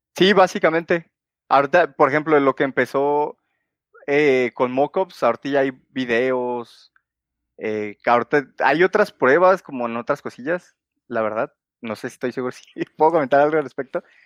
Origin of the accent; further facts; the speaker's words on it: Guadalajara, Jalisco, Mexico; soy de Guadalajara y resido actualmente aquí en Guadalajara